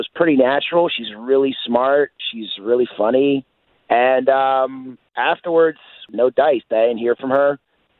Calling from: Bithlo, Florida, United States; I'm calling from Bithlo.

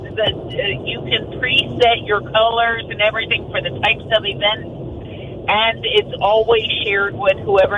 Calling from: Winter Springs, Florida, United States; from Winter Springs.

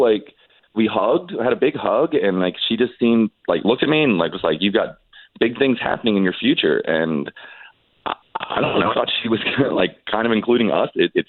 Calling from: Oviedo, Florida, United States; I'm calling from Oviedo.

